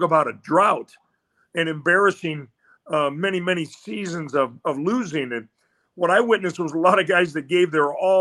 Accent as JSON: {"language": "English", "town": "Iowa City", "region": "Iowa", "country": "United States", "tie": "born or raised there", "said": "I grew up in Iowa City, Iowa."}